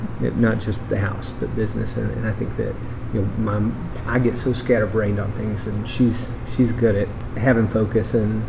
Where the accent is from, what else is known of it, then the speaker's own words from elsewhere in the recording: Sevier County, Tennessee, United States; So we're from Sevier County. I am from Sevier County.